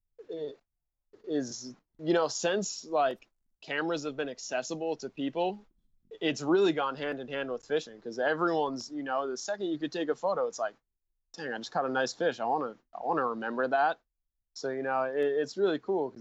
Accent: Rhode Island, United States; moved away as an adult; now in San Diego, United States; I grew up in Rhode Island and started shooting there, and I grew up on a lake

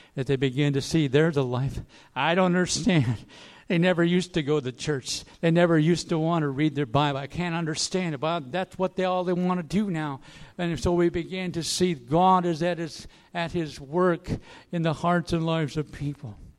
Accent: Aiken, South Carolina, United States; my hometown, Aiken

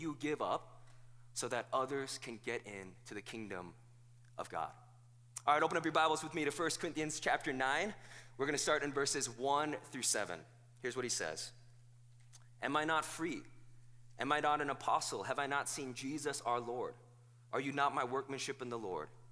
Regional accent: South Korea; now in United States; I wasn't born here in the United States. I was born in South Korea

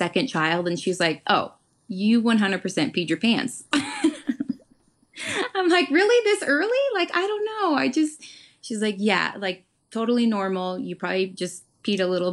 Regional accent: Pueblo, Colorado, United States; the Colorado State Fair is in my hometown of Pueblo, Colorado

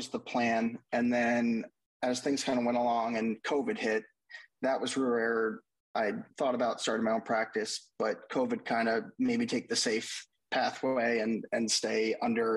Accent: outside New York City, New Jersey, United States; moved away as an adult; also born or lived in Delaware; now in Nashville, United States; I grew up in the New York City area as well, kind of right outside, about 25 minutes in New Jersey

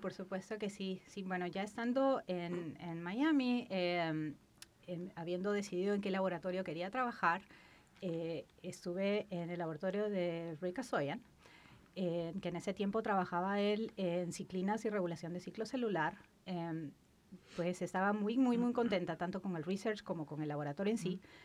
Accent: Lima, Peru; moved away as an adult; Yo soy de Lima, la capital del Perú. Nací y mm. crecí ahí, viví casi la mitad de mi vida allá.

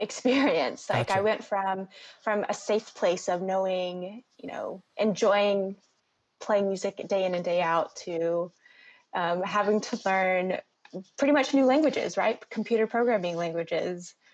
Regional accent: Alabama, United States; moved away as an adult; also born or lived in North Carolina; growing up in Alabama

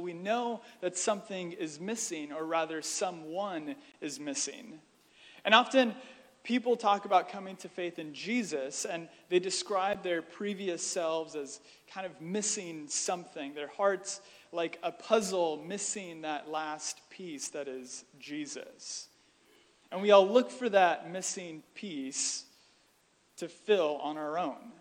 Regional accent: United States; as American Christians

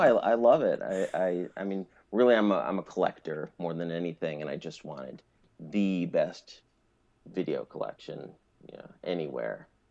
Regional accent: Albany, New York, United States; now in Maine, United States; I'm from Albany

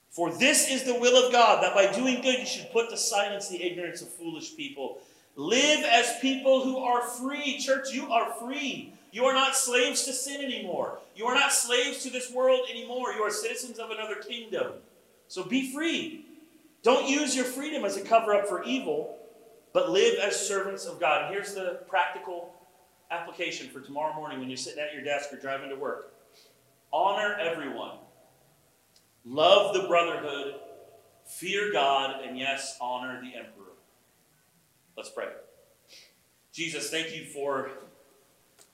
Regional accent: United States; as American Christians

